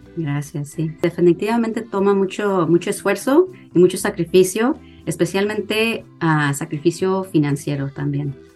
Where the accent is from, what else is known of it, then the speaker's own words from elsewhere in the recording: Brownsville, Texas, United States; now in Austin, United States; originalmente soy de Brownsville y Brownsville está al cruzar a ah, Matamoros, Tamaulipas